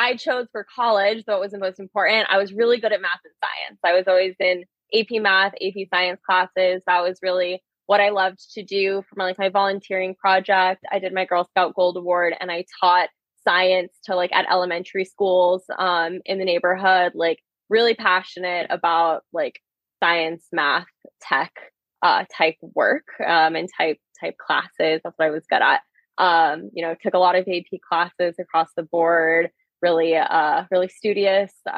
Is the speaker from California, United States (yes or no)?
yes; Newport Beach, California, United States; I am a Southern California native. I grew up in Orange County